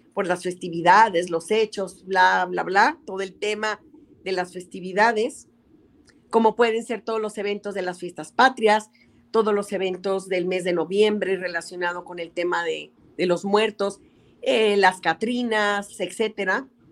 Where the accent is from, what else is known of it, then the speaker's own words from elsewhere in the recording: Mexico; las festividades que nos une como mexicanos